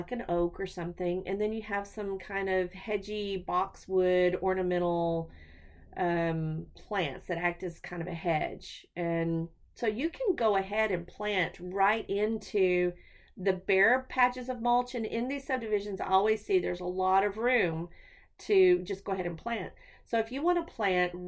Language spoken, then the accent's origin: English; Texas, United States; I'm a Texan